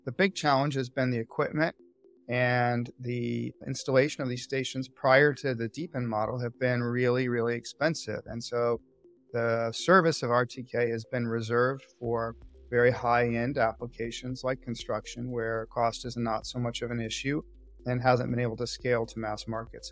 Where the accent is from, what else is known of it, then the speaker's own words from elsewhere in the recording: Austin, Texas, United States; moved away as an adult; also born or lived in California; I grew up in Austin, Texas, and moved to California, where I attended UC Berkeley